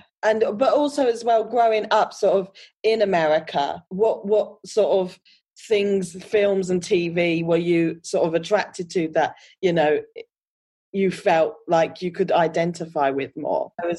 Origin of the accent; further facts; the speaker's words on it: United Kingdom; But yeah, in the 90s, it was very sort of the African-American, you know, experience that I didn't identify growing up in the UK.